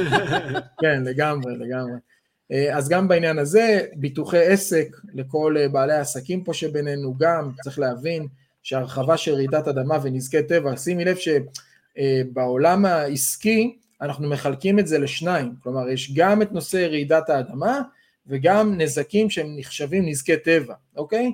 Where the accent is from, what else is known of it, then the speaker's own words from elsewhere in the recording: Israel; אנחנו ישראלים